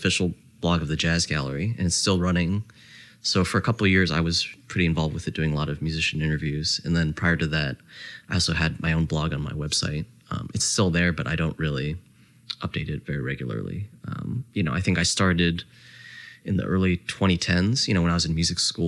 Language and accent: English; New Jersey, United States; also born or lived in Canada; I grew up in New Jersey